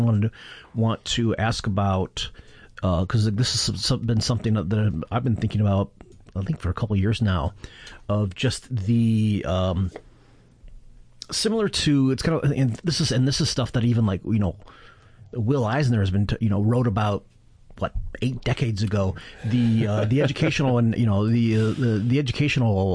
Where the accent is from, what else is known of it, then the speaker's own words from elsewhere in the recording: Flint, Michigan, United States; moved away as an adult; also born or lived in Ann Arbor, Michigan; now in Portland, United States; I grew up in Flint and Ann Arbor. Lived there for 28 years